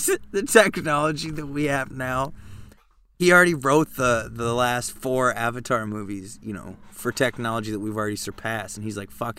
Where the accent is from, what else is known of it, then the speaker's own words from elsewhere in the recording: Saskatchewan, Canada; I'm from Saskatchewan.